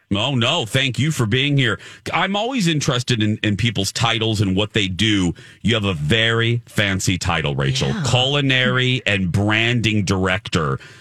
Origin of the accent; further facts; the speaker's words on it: Indianapolis, Indiana, United States; Indianapolis, my hometown.